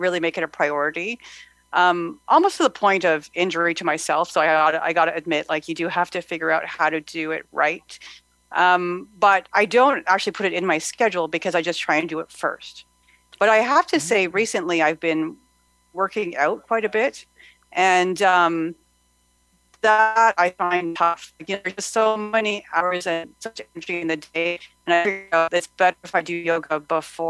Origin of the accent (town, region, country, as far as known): Ottawa, Ontario, Canada